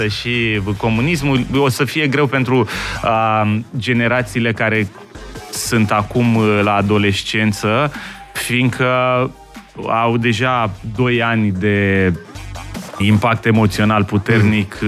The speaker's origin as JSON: {"language": "Romanian", "region": "Bucharest", "country": "Romania", "tie": "born or raised there", "said": "Eu am copilărit în Colentina"}